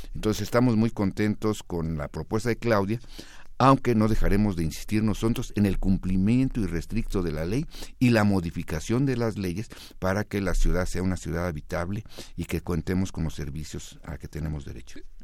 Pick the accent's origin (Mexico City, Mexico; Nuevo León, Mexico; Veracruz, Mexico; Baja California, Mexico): Mexico City, Mexico; soy de los Pedregales de Coyoacán